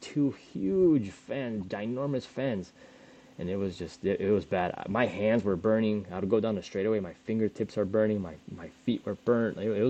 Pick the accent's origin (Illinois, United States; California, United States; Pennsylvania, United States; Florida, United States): Florida, United States; I'm from Florida where it's hot all the time.